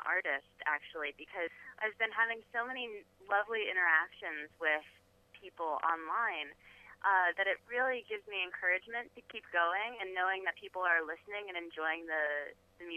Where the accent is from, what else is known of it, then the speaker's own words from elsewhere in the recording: rural New Jersey, United States; I grew up in rural New Jersey, but I'm a city girl now